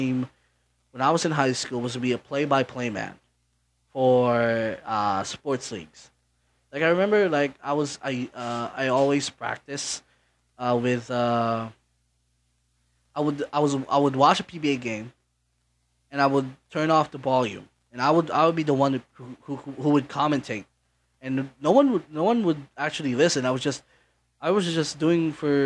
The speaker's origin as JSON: {"language": "English", "town": "Naga", "region": "Bicol Region", "country": "Philippines", "tie": "born or raised there", "also_born_or_lived": "Manila", "second_language": "English", "said": "my parents decided to have me raised here in Naga, and I've been living here ever since"}